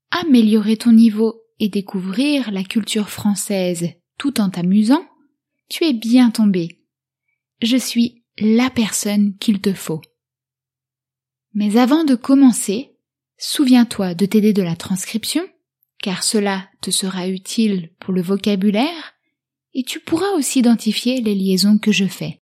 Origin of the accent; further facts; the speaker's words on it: France; J'ai 15 ans et je suis français. J'habite à La Rochelle avec mes parents et ma petite sœur.